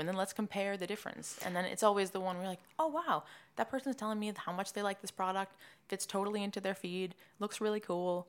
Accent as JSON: {"language": "English", "town": "Swampscott", "region": "Massachusetts", "country": "United States", "tie": "born or raised there", "also_born_or_lived": "North Carolina", "moved": "as an adult", "lives_now": "New York, United States", "said": "I'm from Swampscott, Massachusetts. It's right outside Boston. I grew up there"}